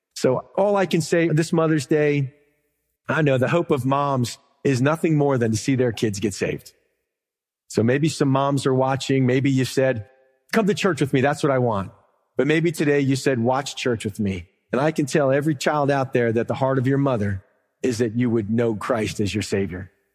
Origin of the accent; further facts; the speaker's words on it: the South, United States; I'm from America. This is my home. I understand it here. I live here. It's not just America, but I'm from the South